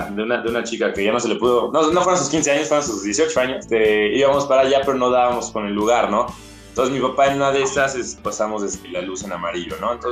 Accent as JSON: {"language": "Spanish", "region": "Mexico City", "country": "Mexico", "said": "yo soy, por ejemplo, de la Ciudad de México, eh, y cuando iba a, este, de mi casa a su casa a la escuela"}